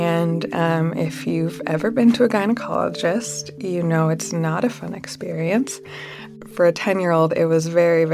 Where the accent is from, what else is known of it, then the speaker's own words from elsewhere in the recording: Salt Lake City, Utah, United States; I grew up in Salt Lake City, Utah